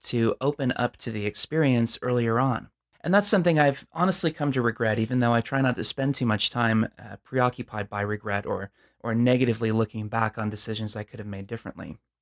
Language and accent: English; Southern California, United States; I'm from Southern California